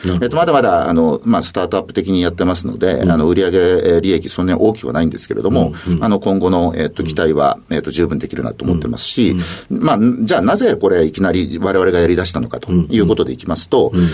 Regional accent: Matsue, Shimane, Japan; moved away as an adult; 島根県松江市というところです

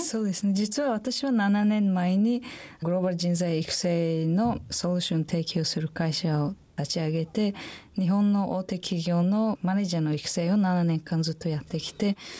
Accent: Samarkand, Samarqand Region, Uzbekistan; Japanese is a second language; moved away as an adult; also born or lived in Kobe; now in Japan; 私のふるさと、サマルカンドという町があるんですが

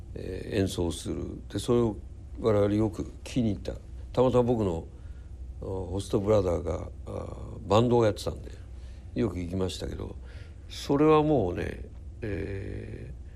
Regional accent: Tokyo, Japan; also born or lived in Osaka; 祖師ヶ谷大倉っていうところで育って、はい、祖師ヶ谷小学校千歳中学新宿高校

